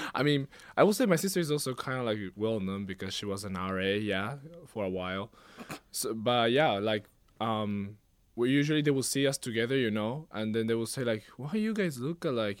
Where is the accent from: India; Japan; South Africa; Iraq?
Japan; moved away as an adult; now in Hawaii, United States; I was born in Japan, unlike my sister, uh, and I was also raised there all my life